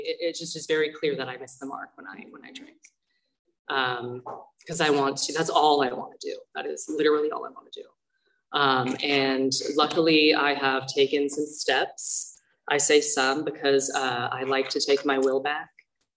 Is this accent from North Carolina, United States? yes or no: no; Thousand Oaks, California, United States; also born or lived in Tustin, California; I'm really from Thousand Oaks, from Ventura County